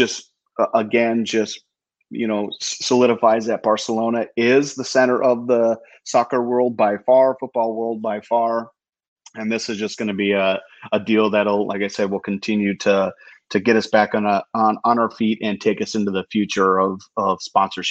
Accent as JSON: {"language": "English", "country": "United States", "said": "As an American"}